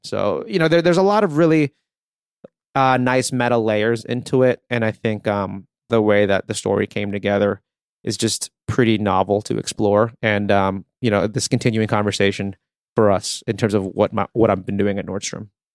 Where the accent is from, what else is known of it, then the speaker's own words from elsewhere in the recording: Philippines; moved away; I was born in the Philippines